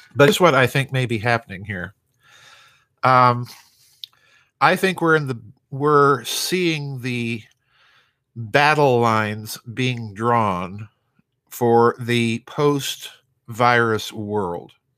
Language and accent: English; South Dakota, United States; my home state in the United States of South Dakota